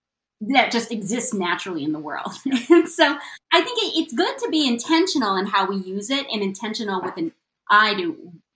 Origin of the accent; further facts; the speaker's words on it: Midwest, United States; Why is my experience as a ranch dressing loving Midwesterner, why is that not legitimately Asian American?